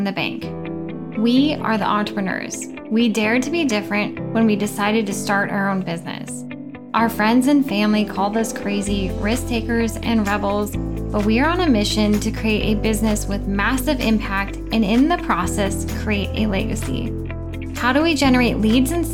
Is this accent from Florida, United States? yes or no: no; Oregon, United States; I'm from Oregon